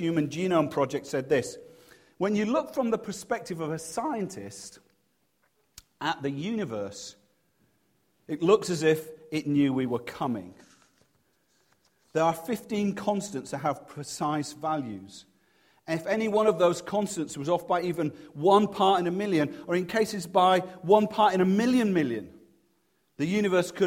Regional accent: Leeds, Yorkshire and the Humber, United Kingdom; now in Cheltenham, United Kingdom; because I'm from Leeds, we didn't have a very big house

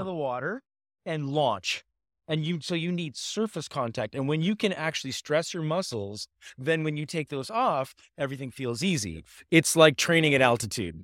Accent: Laguna Beach, California, United States; I grew up in Laguna Beach, California

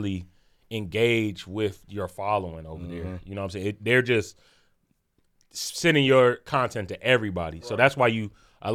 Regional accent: Dayton, Ohio, United States; I'm from Dayton originally. 937, you know what I'm saying, Gem City

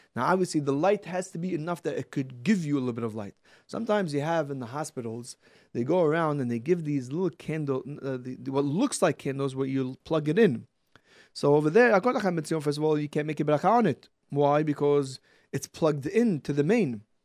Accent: Brooklyn, New York, United States; From Brooklyn.

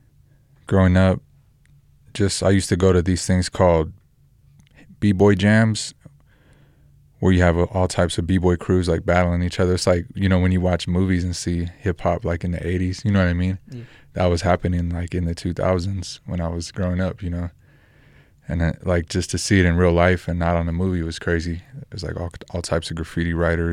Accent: Roswell, New Mexico, United States; also born or lived in Albuquerque, New Mexico; I'm from New Mexico, born in Roswell, lived in Albuquerque the last 10 years.

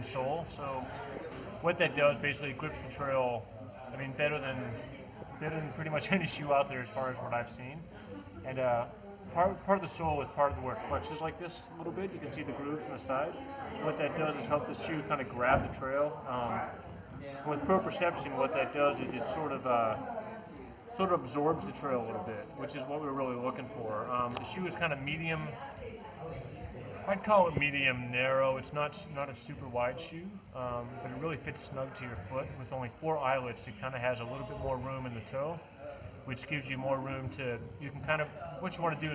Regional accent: Utah, United States; I'm from Utah, like the second driest state on the planet

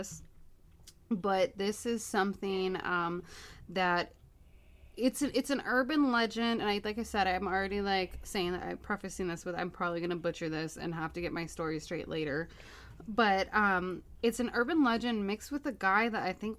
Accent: Los Angeles, California, United States; I'm born and raised in Los Angeles

